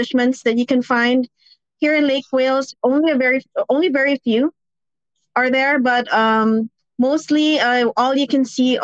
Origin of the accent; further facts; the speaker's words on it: Philippines; now in Florida, United States; home in the Philippines